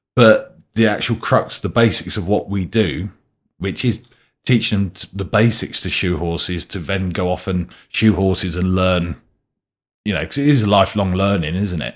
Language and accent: English; United Kingdom; I'm British